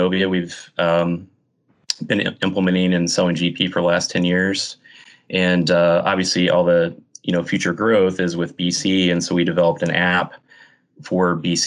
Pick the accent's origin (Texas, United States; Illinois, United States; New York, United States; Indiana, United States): Indiana, United States; Kokomo; I grew up in Kokomo, Indiana, and graduated from Indiana University